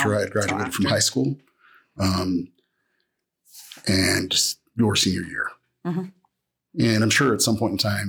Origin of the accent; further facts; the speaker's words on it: near Salt Lake City, Utah, United States; I grew up in near Salt Lake City, Utah.